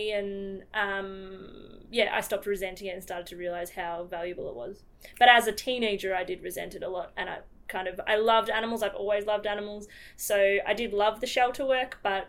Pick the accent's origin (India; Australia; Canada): Australia; also born or lived in South Africa; I'm this Australian